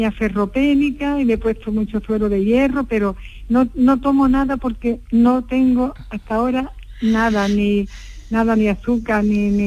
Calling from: Alhaurín de la Torre, Andalusia, Spain; Disculpe, soy, soy de Alaurín de la Torre.

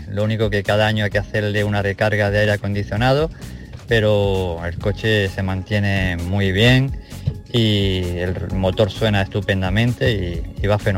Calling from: Almería, Andalusia, Spain; desde Almería.

